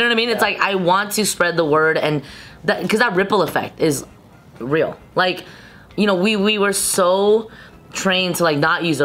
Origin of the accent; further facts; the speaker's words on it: San Gabriel Valley, California, United States; I grew up in the San Gabriel Valley